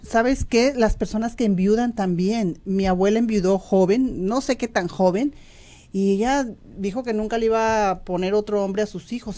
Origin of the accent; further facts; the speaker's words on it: Mexico; moved away as an adult; now in United States; yo hablo por los mexicanos porque pues soy mexicana